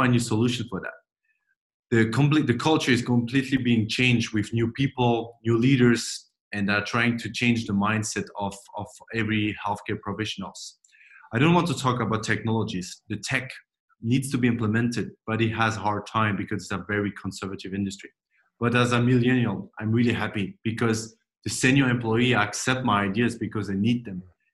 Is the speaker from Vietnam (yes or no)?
no; France; moved away as an adult; also born or lived in Silicon Valley; I grew up in France, but I'm French-German